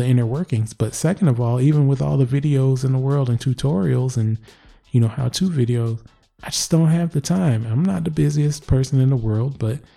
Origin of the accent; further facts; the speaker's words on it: Michigan, United States; I am from Michigan. Yes, that is the Motor City right around where I'm at.